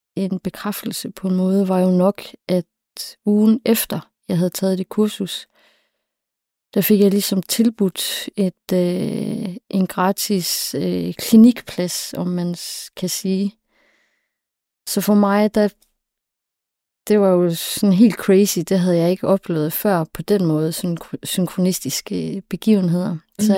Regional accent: Southern Jutland, Southern Denmark, Denmark; also born or lived in Copenhagen / Læsø / Funen / Bergen; now in Aarhus, Denmark; jeg er opvokset i Sønderjylland

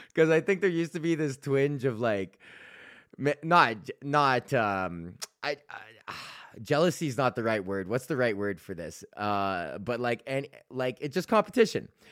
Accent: Edmonton, Alberta, Canada

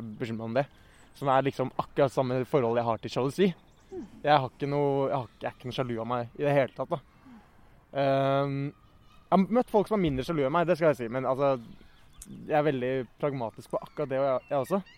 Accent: Oslo, Norway; jeg vokste opp på Bjølsen eh, fram til jeg var sånn ti

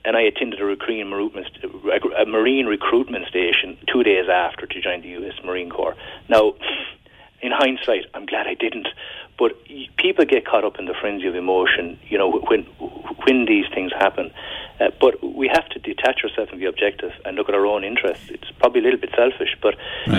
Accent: Ireland; as Irish people on the western periphery of Europe

